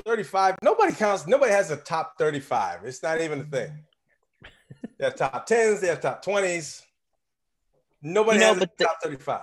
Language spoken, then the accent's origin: English; United States; I'm from the New Orleans area, southeast of New Orleans